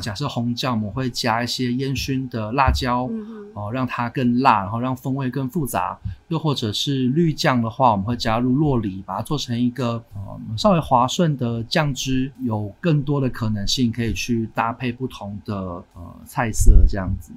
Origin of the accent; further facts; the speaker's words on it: Taiwan; also born or lived in New York; 我在台湾就是长大这样子